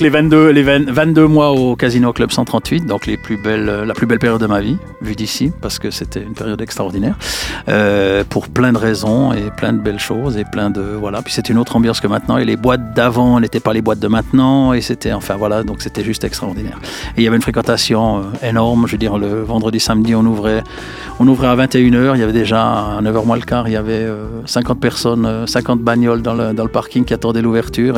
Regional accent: Jura, Switzerland; je viens du Jura

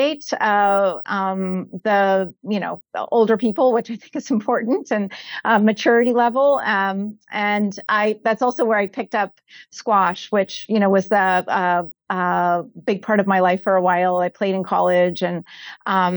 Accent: Connecticut, United States; I grew up in Connecticut, Luke, on the East Coast

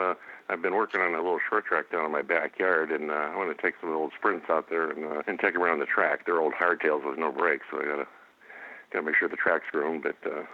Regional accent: Joliet, Illinois, United States; also born or lived in Peoria, Illinois; I was born in Peoria, Illinois, but I grew up mostly in Joliet. My dad had a motorcycle dealership in Joliet, so we moved there when I was 4, and we lived upstairs from that for quite a while.

